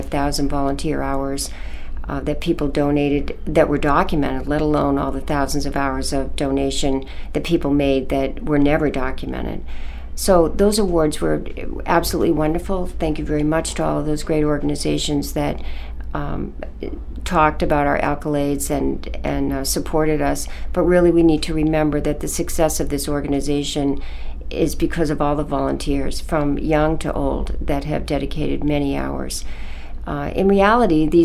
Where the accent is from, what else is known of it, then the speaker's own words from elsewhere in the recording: Camden, Maine, United States; I was born in Maine and grew up in Camden